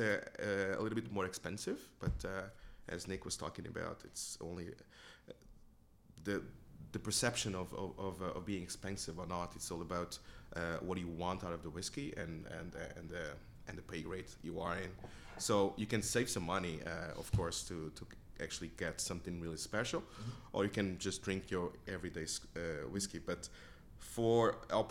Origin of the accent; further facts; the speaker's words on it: Portugal; moved away as an adult; also born or lived in Lanzarote, Spain / Chester, England; growing up in Portugal